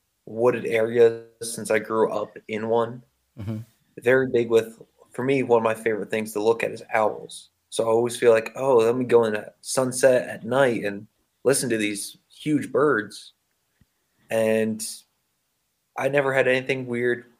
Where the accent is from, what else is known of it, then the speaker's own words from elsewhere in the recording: Pine Barrens, New Jersey, United States; I grew up right outside the Pine Barrens